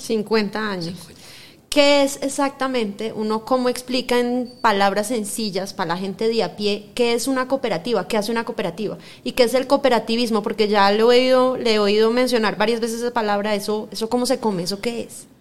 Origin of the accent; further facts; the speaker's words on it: Bogotá, Colombia; Yo soy Rola